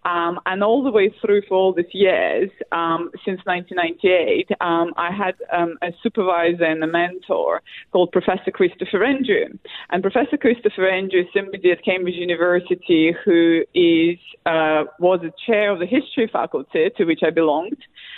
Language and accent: English; Moscow, Russia; first language Russian; English is a second language; moved away as an adult; also born or lived in United Kingdom; So I was born in 1980 in Soviet Union in Moscow. And then I immigrated in 1998 to the United Kingdom, of which I'm now a British subject.